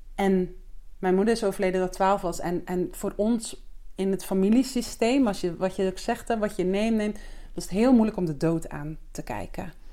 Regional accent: Zeeuws-Vlaanderen, Zeeland, Netherlands; now in Alkmaar, Netherlands; Ik woon met mijn vriend in Alkmaar. Maar ik ben geboren in Zeeuws-Vlaanderen

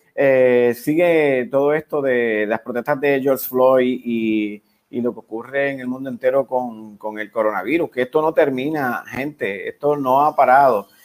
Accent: Puerto Rico; somos los puertorriqueños

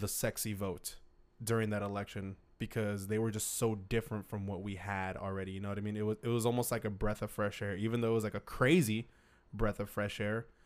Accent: United States; us as American citizens

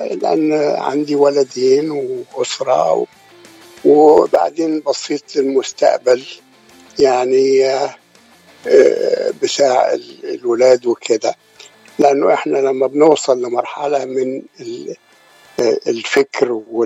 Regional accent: near Alexandria, Alexandria Governorate, Egypt; moved away as an adult; also born or lived in Sharqia / Cairo / Giza; now in United States; أنا اتولدت في الشرقية وتربيت جنب اسكندرية

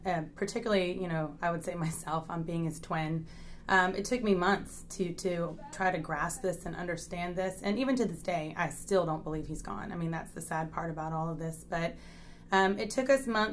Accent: Richmond, Virginia, United States; moved away as an adult; now in Midlothian, United States; I'm originally from Richmond, Virginia.

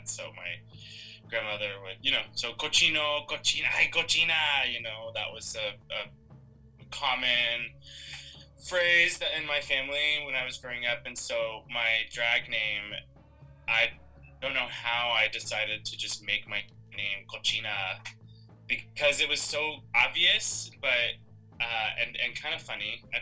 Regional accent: Central California, United States; family is from uh, Central California. Uh, we are Mexican. Uh, I actually did not grow up speaking Spanish.

